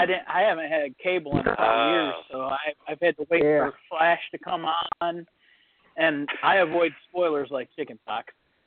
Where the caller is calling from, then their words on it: Toledo, Ohio, United States; Toledo, Ohio.